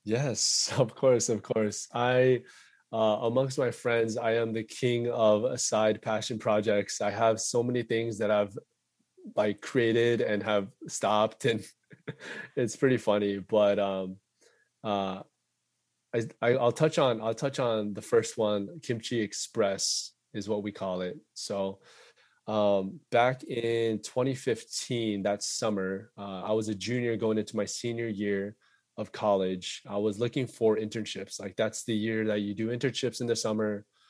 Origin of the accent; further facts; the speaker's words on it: United States; being Korean American